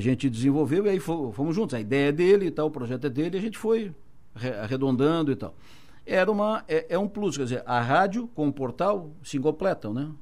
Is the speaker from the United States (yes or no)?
no; Araranguá, Santa Catarina, Brazil; Eu nasci em, em Araranguá.